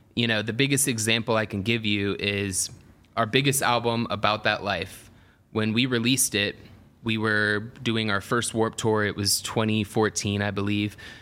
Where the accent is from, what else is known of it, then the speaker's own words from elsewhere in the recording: Atlanta, Georgia, United States; I grew up in Atlanta